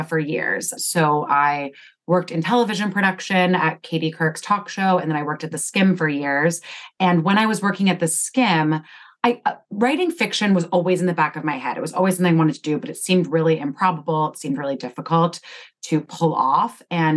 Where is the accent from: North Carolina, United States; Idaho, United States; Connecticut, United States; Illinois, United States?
Connecticut, United States; I grew up in Connecticut and I live there now.